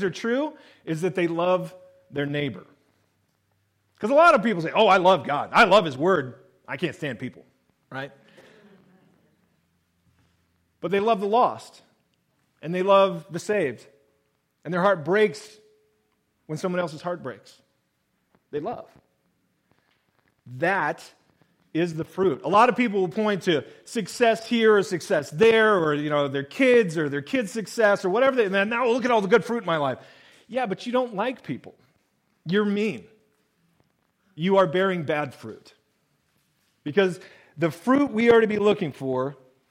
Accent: Willamette Valley, Oregon, United States; Growing up in the Willamette Valley, and then later on when we were in the Rogue Valley

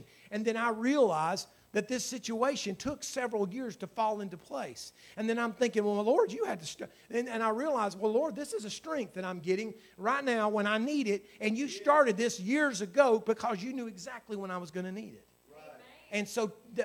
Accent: United States; I was born in America. I was born in a great state

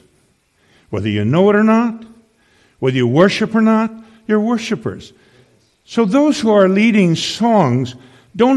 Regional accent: Saskatchewan, Canada; also born or lived in Tri-Cities; now in Kamloops, Canada; I come from Saskatchewan originally

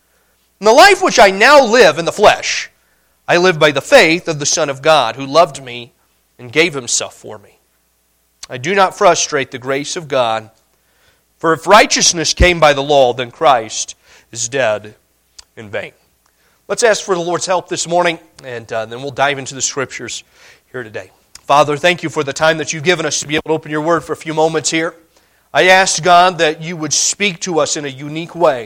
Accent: Indiana, United States; moved away as an adult; now in Montana, United States; Growing up in Indiana

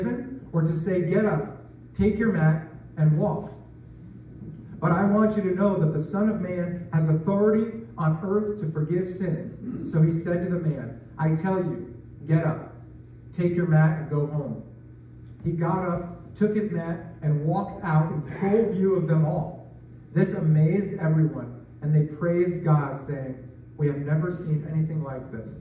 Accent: New York, United States; moved away as an adult; now in Iowa, United States; I grew up in New York, just outside the city, where there is traffic just about everywhere

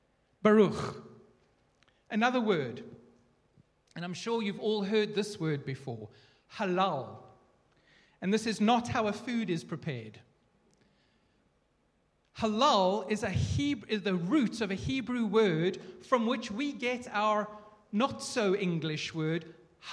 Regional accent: South Africa; I'm South African

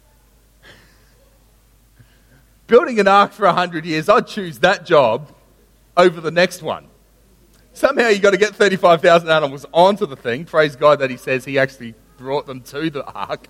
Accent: Sunshine Coast, Queensland, Australia; I grew up on the Sunshine Coast

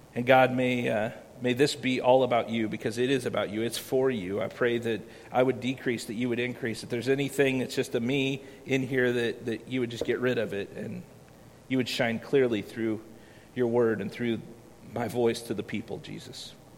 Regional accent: Iowa, United States; moved away; I grew up in Iowa where we don't have a whole lot of beaches

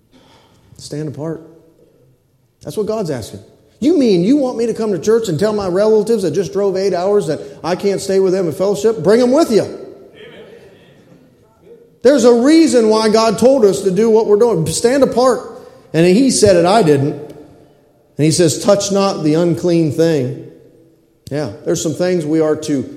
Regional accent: United States; I'm a red-blooded American male.

